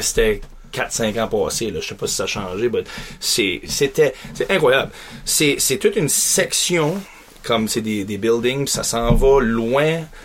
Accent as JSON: {"language": "French", "town": "Beresford", "region": "New Brunswick", "country": "Canada", "tie": "born or raised there", "said": "je suis grandi, je suis un Acadien, grandi à Beresford"}